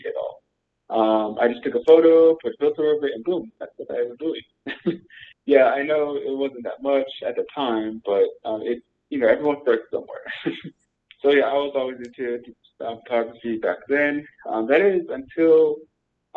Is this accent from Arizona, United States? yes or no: yes; Arizona, United States; also born or lived in Santa Fe; I was actually born here in Arizona. I kind of moved around a bit when I was small, but I don't remember most of it. But I live in this little commune in the middle of nowhere, about 15 minutes away from the nearest town. So it's basically where I like to say where I grew up